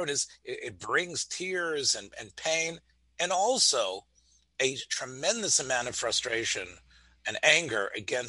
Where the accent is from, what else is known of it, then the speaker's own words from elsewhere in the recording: Memphis, Tennessee, United States; as a boy growing up in Memphis, Tennessee